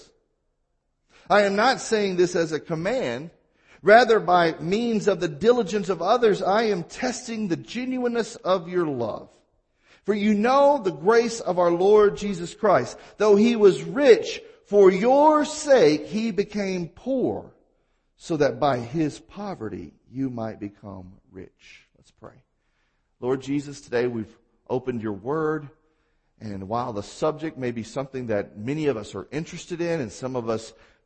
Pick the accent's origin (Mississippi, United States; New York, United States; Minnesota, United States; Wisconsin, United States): Mississippi, United States; I'm from Mississippi